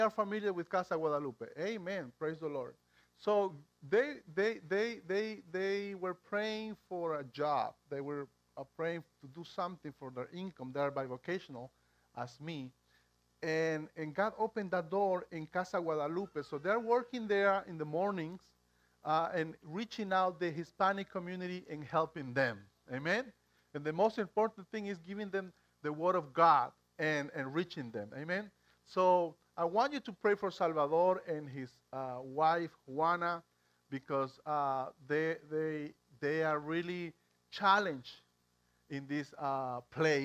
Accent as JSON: {"language": "English", "country": "Bolivia", "tie": "born or raised there", "second_language": "English", "moved": "as an adult", "lives_now": "Pennsylvania, United States", "said": "And I was born in Bolivia. I came to the United States when I was 22 years old"}